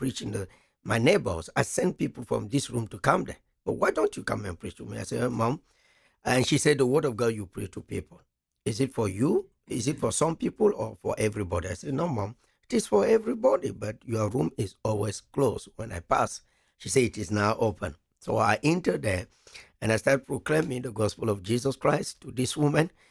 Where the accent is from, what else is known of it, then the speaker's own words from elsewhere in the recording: Cameroon; first language French; English is a second language; moved away as an adult; I'm from Africa, and precisely the country is called Cameroon.